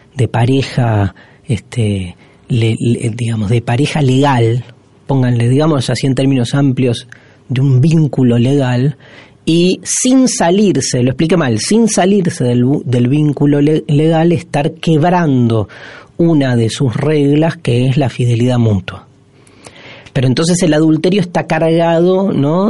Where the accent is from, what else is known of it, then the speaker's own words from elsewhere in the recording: Argentina; somos los argentinos, la Argentina, país en el que habitamos y del cual somos corresponsables